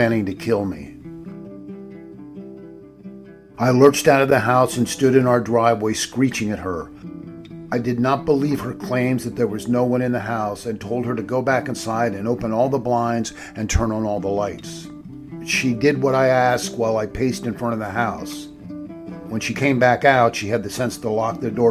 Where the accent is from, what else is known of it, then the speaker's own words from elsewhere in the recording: Pennsylvania, United States; moved away; I grew up in Pennsylvania woods that stretched for miles